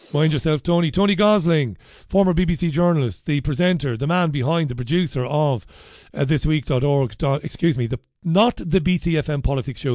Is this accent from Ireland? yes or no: yes; Ireland; moved away as an adult; now in United Kingdom; I came here because things were better for me, uh, here than they were in Ireland back when I first came here many, many years ago